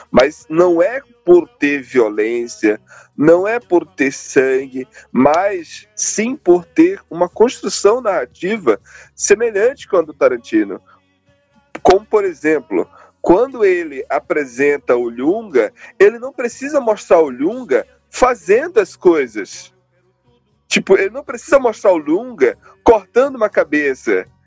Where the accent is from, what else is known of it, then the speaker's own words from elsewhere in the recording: Northeast Region, Brazil; Eu vim do Nordeste, caramba.